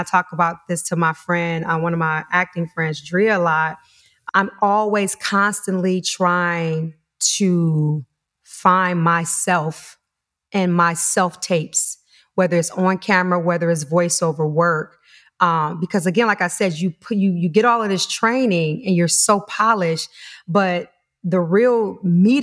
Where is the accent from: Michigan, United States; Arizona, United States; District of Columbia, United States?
Michigan, United States; Detroit; moved away; Originally from Detroit, Michigan